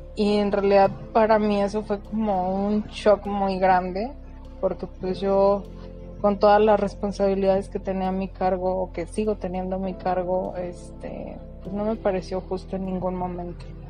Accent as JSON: {"language": "Spanish", "region": "San Luis Potosí", "country": "Mexico", "said": "soy de San Luis."}